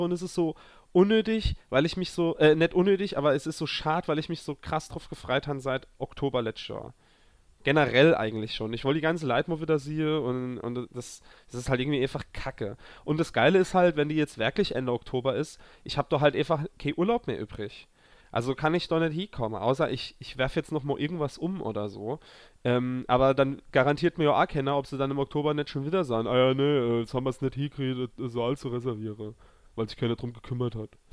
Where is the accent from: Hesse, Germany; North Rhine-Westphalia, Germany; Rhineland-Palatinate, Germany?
Rhineland-Palatinate, Germany; a village near Zweibrücken; moved away; Dorffest bei uns äh, im Dorf, wo ich herkomme